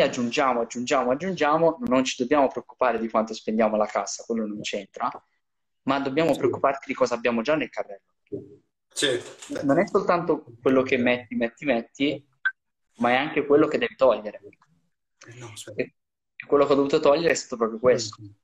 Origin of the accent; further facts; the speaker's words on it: Italy; in Riviera da noi